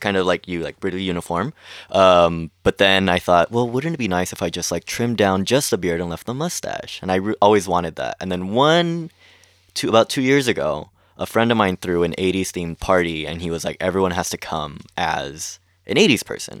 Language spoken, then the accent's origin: English; Long Beach, California, United States; I grew up in Long Beach